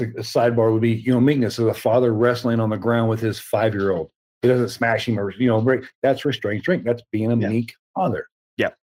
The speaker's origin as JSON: {"language": "English", "region": "the South", "country": "United States", "tie": "born or raised there", "said": "I was raised in the South um, you know, Southern Baptist"}